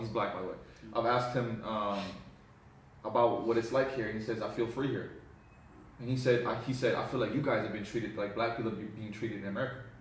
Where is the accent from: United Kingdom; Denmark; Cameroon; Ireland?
Denmark; I was born there, but I'm not really from there